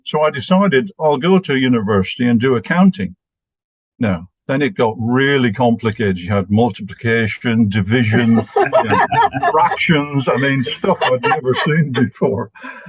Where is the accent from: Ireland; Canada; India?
Ireland; I was sent back to Ireland, which is my hometown, home county, homeland, and spent 7 years in a boarding school with 600 other boys and 40 priests.